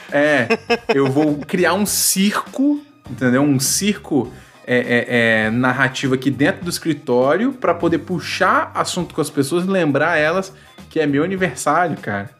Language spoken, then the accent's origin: Portuguese; Espírito Santo, Brazil; eu sou natural do Espírito Santo, atualmente moro né, no Espírito Santo também